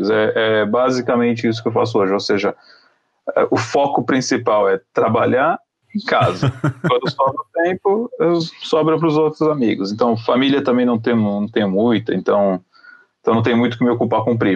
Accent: Israel; como eu sou, eu sou israelense, Uhum. Eu estudei em colégio judaico a vida inteira.

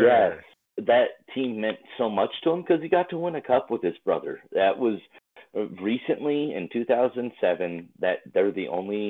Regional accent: Anaheim, California, United States; playing for my hometown, Anaheim

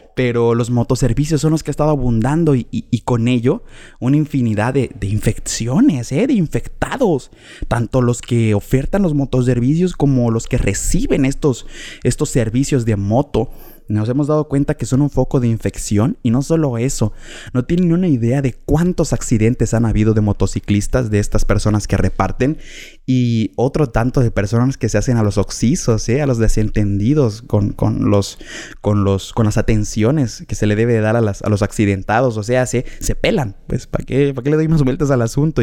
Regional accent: Mexico; como mexicanos sabemos

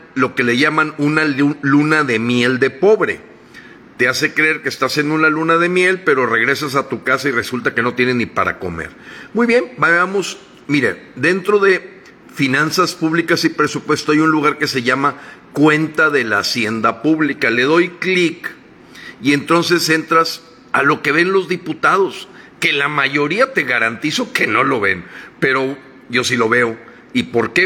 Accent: Mexico; como mexicanos

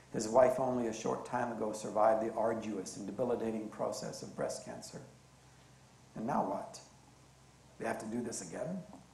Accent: Canada; born there; But I was born Canadian, and I love being Canadian

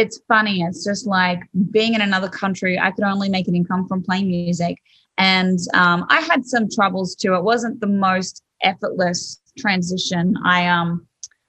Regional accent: Australia; accent: Australian; moved away as an adult; now in Nashville, United States; I'm Australian

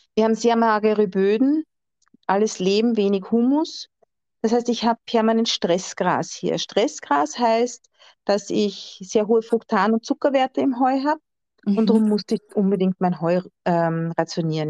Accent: Austria; bei uns in Österreich

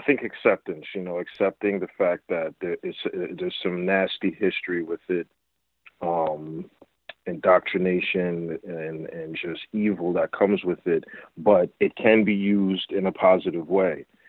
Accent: Essex County, New Jersey, United States; I grew up in Essex County

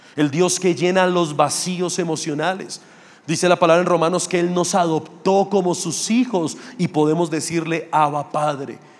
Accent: Funza, Cundinamarca, Colombia; also born or lived in Mosquera; Yo soy realmente de Funza, que es un municipio ahí pegado a Mosquera. Yo me crié allá, estudié allá, tuve mis amigos allá.

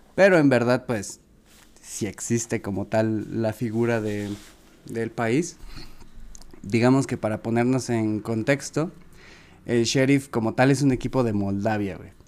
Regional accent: Mexico; los mexicanos parecemos turcos

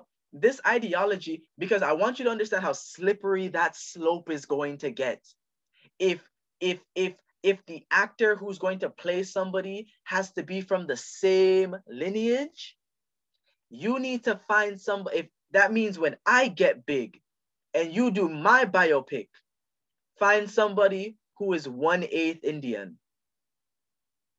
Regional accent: Jamaica; I'm Jamaican.

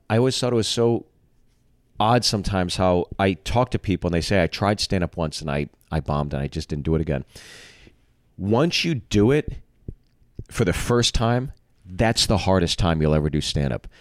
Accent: Pittsburgh, Pennsylvania, United States; also born or lived in Freehold, New Jersey; So I've always considered Pittsburgh my hometown.

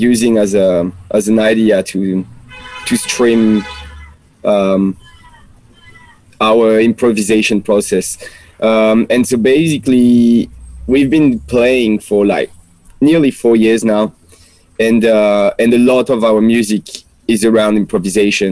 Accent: France; accent: French; English is a second language; moved away as an adult; now in Australia; it's my French accent. I can't really hide it despite 5 years here

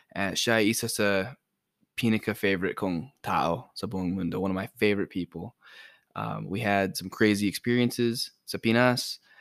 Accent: United States; first language English; also born or lived in Philippines; we're Americans and our first language is English

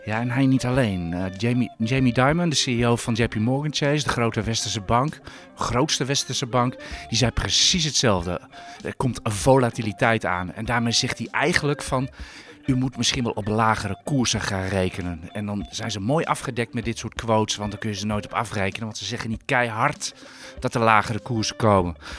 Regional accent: Netherlands; daar ben ik Hollander voor

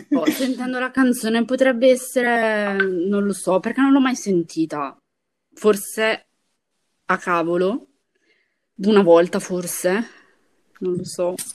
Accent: Brescia, Lombardy, Italy; io sono di Brescia

